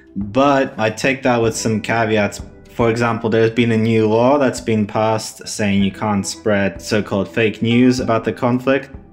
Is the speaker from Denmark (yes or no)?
no; Russia; moved away; I was born in Russia, I've got family there